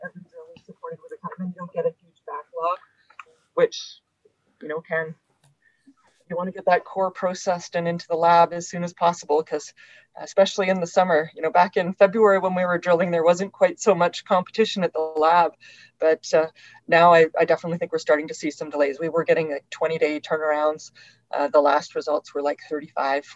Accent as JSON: {"language": "English", "region": "Yukon", "country": "Canada", "tie": "born or raised there", "said": "I grew up in the Yukon and working in Canada's north"}